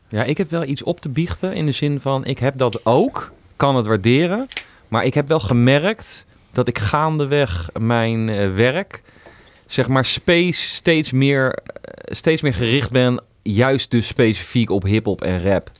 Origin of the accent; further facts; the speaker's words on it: Netherlands; ik ben ook zelf een Nederlander